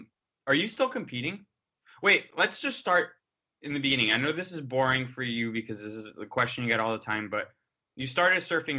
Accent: Miami, Florida, United States; But there, I'm from Miami, and there's no waves there

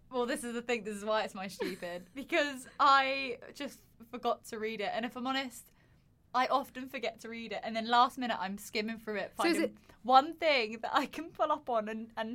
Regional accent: Surrey, South East England, United Kingdom; my home is Surrey, if you didn't know. I'm from Dan's Earth, if you wouldn't know.

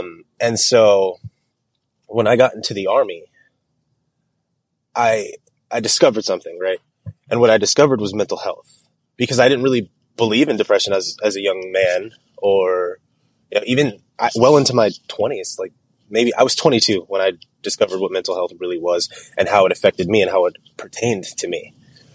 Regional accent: Clovis, California, United States; I grew up in Clovis, California, right? I went to Clovis High.

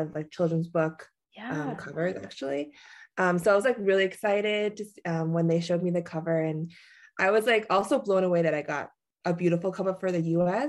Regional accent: New Jersey, United States; also born or lived in New York City / San Diego / Cambridge, Massachusetts; now in Las Vegas, United States; I'm originally from New Jersey, New York area. Yeah, I was born in New York City, but I grew up mostly in New Jersey. Yeah, then I ended up in Vegas somehow.

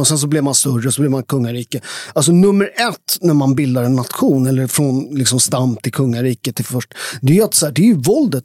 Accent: outside Naples, Campania, Italy; now in Sweden; där jag kommer från i Italien, där har, alltså jag kommer från de värsta områdena utanför Neapel

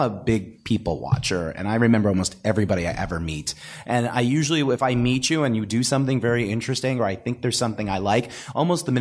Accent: New York City, New York, United States; I was actually an inner city kid. I grew up in the Bronx

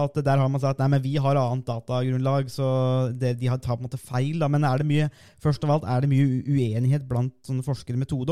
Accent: Norway; vi kommer jo begge fra Norges varmeste sted

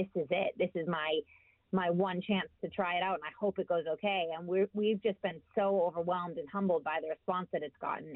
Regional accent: United States; now in United Kingdom; I'm American

